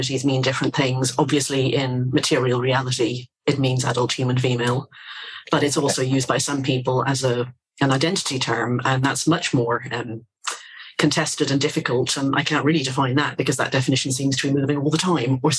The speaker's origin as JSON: {"language": "English", "country": "Ireland", "also_born_or_lived": "Britain", "moved": "yes", "lives_now": "United Kingdom", "said": "I'm actually Irish"}